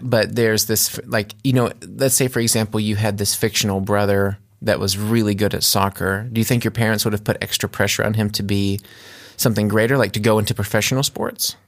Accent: United States; moved away as an adult; now in Germany; I grew up in America

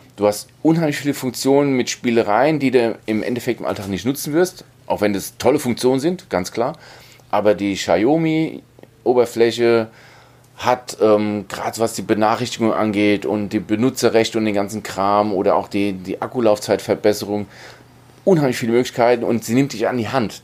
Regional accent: Germany; bei uns in Deutschland

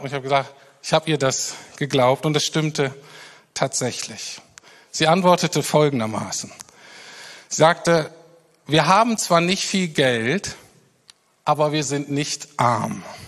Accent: Germany; wir als Deutsche

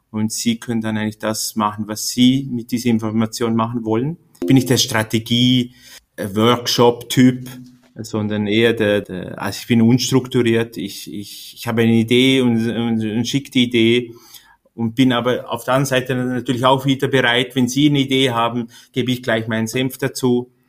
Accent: Liechtenstein; Ähm, ich komme aus Liechtenstein. Äh, habe da mein Gymnasium gemacht und dann äh, wollte ich die große Welt äh, kennenlernen

